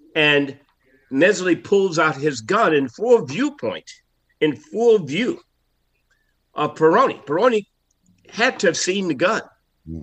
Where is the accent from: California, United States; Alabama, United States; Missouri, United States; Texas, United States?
Alabama, United States; Selma; I grew up in Selma, Alabama